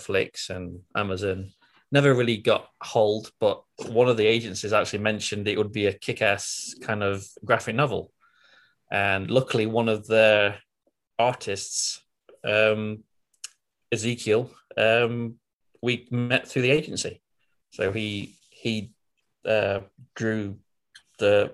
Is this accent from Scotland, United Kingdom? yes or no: yes; Scotland, United Kingdom; moved away as an adult; now in United States; as you can probably tell from my accent, I'm not American. I'm from Britain, originally from Scotland. I came over to the States in 2018